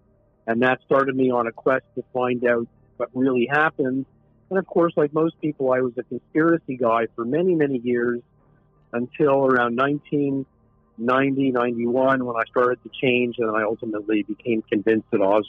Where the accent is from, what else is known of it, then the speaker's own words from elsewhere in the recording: Montreal, Quebec, Canada; moved away as an adult; also born or lived in New York City / Europe / Asia; I grew up in Montreal, Canada.